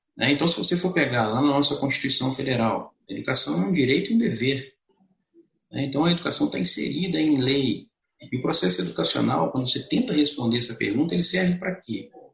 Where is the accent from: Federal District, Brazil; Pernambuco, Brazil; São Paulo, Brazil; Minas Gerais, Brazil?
Minas Gerais, Brazil; Juiz de Fora; eu sou de Juiz de Fora